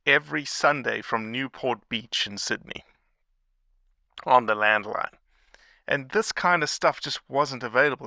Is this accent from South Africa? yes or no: yes; South Africa; as a kid growing up in South Africa